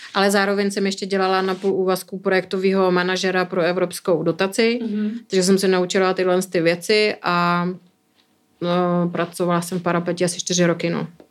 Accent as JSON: {"language": "Czech", "town": "Bruntál", "region": "Moravian-Silesian Region", "country": "Czechia", "moved": "as an adult", "lives_now": "Prague, Czech Republic", "said": "jsem z Bruntálu"}